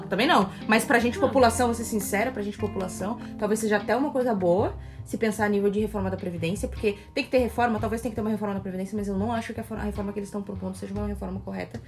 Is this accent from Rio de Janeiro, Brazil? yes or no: yes; Rio de Janeiro, Brazil; Eu vim de Honório Gurgel